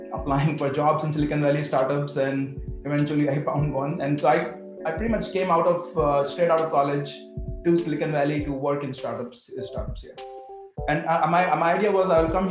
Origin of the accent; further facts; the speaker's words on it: India; moved away; growing up in India